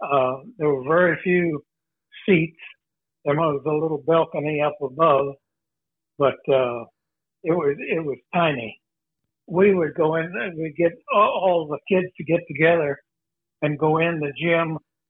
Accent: Onida, South Dakota, United States; Well, in our house, we didn't have an indoor toilet until I was a junior in high school.

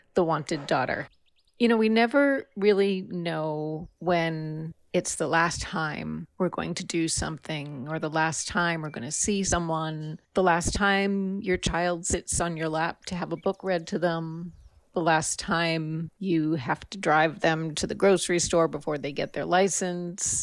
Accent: Northampton, Massachusetts, United States; I'm from Northampton.

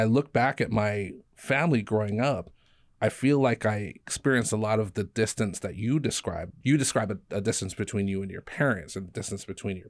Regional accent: Hawaii, United States; born or raised there; moved away as an adult; also born or lived in Denver

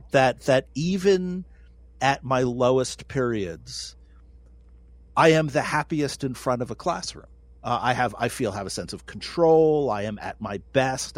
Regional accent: New York, United States; now in North Dakota, United States; I'm a New Yorker.

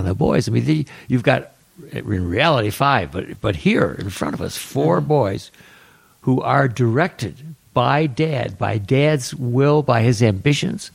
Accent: Rochester, New York, United States; moved away; I came from Rochester, New York

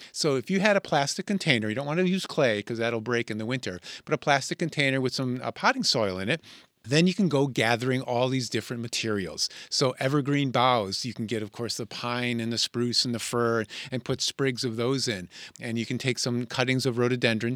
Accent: Connecticut, United States; when I was a boy growing up in Connecticut

